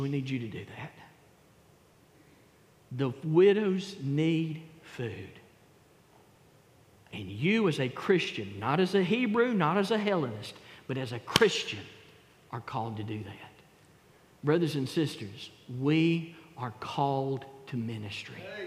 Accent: the South, United States; I thank God that I was born in the South. I praise the Lord that I live and was able to raise my kids in the South

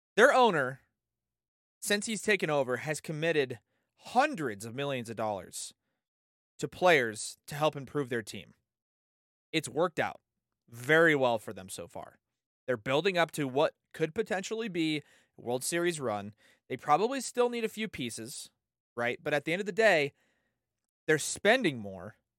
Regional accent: San Diego, California, United States; born and raised in San Diego.

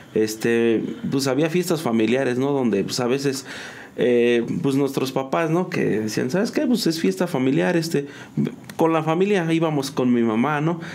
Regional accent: San Juan del Río, Querétaro, Mexico; yo soy originario de aquí de San Juan del Río. Este, aquí nací

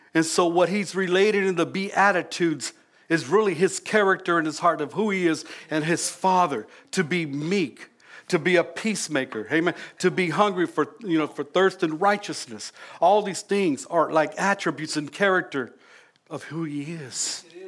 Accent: California, United States; now in Louisiana, United States; we're originally from California

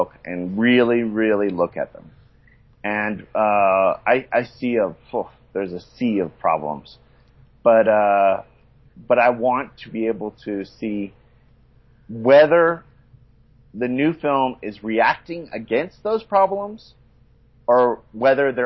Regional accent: the South, United States; now in Mexico; we come from the South

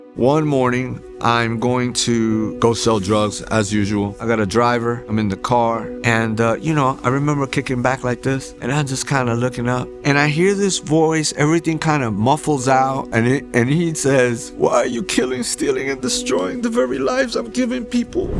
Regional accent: Hoboken, New Jersey, United States; also born or lived in New York; now in Houston, United States; I was born in Jersey City, New Jersey, uh, raised in Hoboken

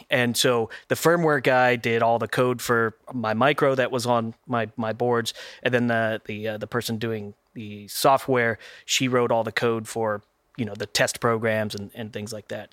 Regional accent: Texas, United States; also born or lived in Oklahoma; I'm also a native Texan uh, for the majority of my life, not originally, but the majority

